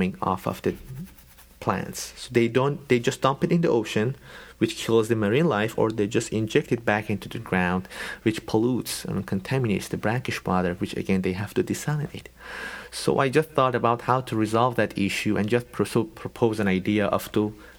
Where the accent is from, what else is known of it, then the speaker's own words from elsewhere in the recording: Iran; moved away; We're from Iran